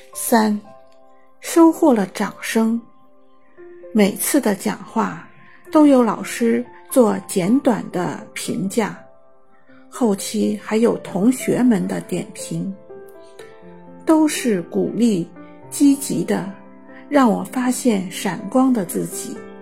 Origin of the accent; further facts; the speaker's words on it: Xiamen, Fujian, China; 我来自厦门，是一名建筑行业从业者